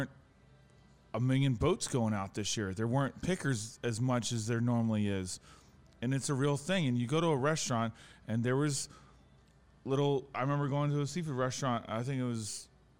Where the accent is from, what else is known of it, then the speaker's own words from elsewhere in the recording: PG County, Maryland, United States; also born or lived in Annapolis, Maryland; I grew up in Maryland. I grew up in Maryland my whole life, but I grew up in PG County. So, you know, I live in Annapolis now.